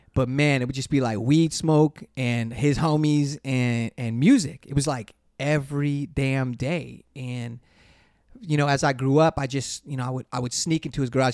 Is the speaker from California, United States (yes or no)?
yes; Inglewood, California, United States; growing up in Inglewood